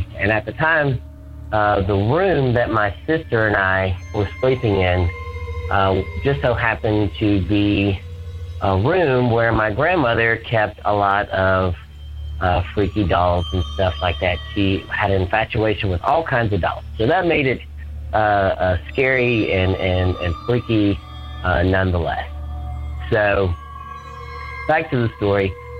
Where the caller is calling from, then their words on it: Atlanta, Georgia, United States; I'm calling from Atlanta, Georgia.